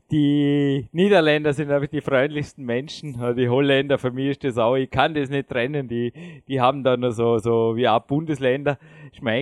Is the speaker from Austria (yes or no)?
yes; Austria; wenn ich als Österreicher Nationalstolz hätte und sagte, ja, Alpenrepublik und alles andere interessiert mich nicht